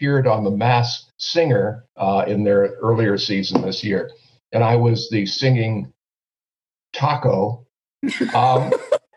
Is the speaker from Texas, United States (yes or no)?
no; Haverhill, Massachusetts, United States; the home I grew up in Haverhill, Massachusetts